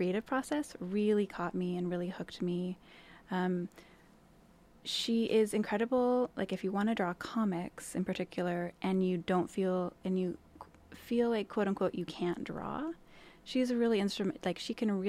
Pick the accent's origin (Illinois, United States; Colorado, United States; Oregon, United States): Oregon, United States; Portland; moved away as an adult; also born or lived in Montreal, Canada; now in Astoria, United States; So I grew up in the Portland area, and then I moved